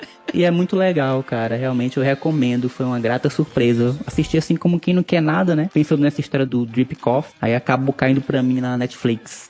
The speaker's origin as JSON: {"language": "Portuguese", "area": "Santa Isabel", "region": "Piauí", "country": "Brazil", "said": "aqui na Elegante Santa Isabel, de onde eu venho"}